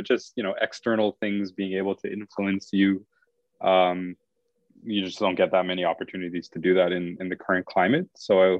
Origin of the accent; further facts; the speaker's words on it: Montreal, Quebec, Canada; I grew up in Montreal, which in of itself, if you're an Anglo in a Franco area